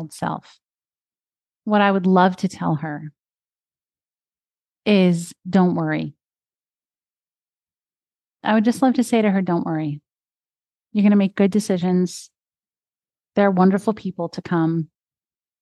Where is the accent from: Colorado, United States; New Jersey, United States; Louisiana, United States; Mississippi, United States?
New Jersey, United States; Ridgewood; I grew up in Ridgewood, New Jersey